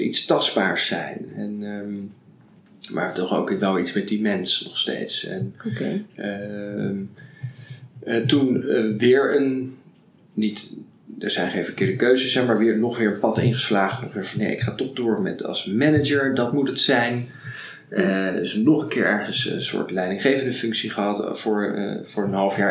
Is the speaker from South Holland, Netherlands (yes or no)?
yes; Rotterdam, South Holland, Netherlands; ik ben uh, geboren getogen in Rotterdam